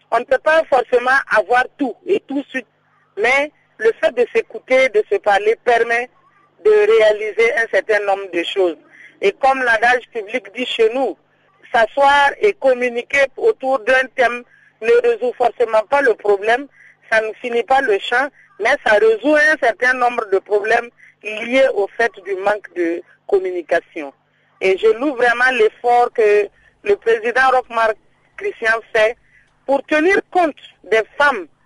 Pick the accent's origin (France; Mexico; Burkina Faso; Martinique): Burkina Faso; chez nous, au Burkina, ici